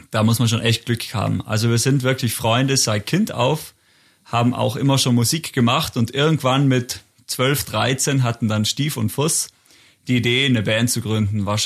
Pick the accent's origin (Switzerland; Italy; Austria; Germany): Italy; Barbian, Trentino-Alto Adige; Wir kommen aus Barbian, das ist eine kleine Gemeinde im Eisacktal, also ungefähr wirklich, also ich würde sagen, im Herzen von Südtirol ist es wirklich genau in der Mitte.